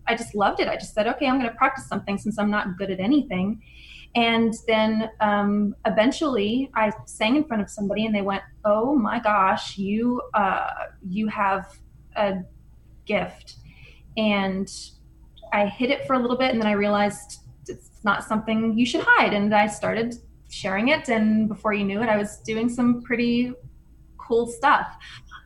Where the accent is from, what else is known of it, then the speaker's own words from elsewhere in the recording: a small town outside of Pittsburgh, Pennsylvania, United States; So I grew up in Pittsburgh, a small town outside of Pittsburgh, and big Italian family